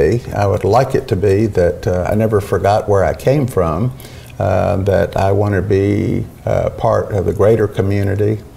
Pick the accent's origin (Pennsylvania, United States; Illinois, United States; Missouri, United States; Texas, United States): Texas, United States; Houston; also born or lived in Pasadena, Texas; I was born on the East End. I was born within spitting distance of the waterfront.